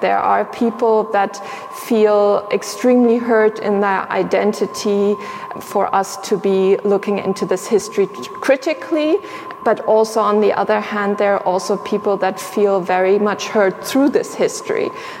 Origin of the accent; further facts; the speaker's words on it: Sierra Leone; also born or lived in Tanzania; So if we're talking about me individually, I grew up in Sierra Leone and in Tanzania. And so for me, my identification with being German is something that came much, much later on.